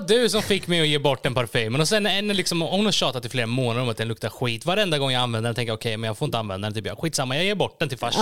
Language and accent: Swedish; Gislaved, Jönköping County, Sweden; jag är då född och uppvuxen i Gislaved, en liten byhåla i Småland.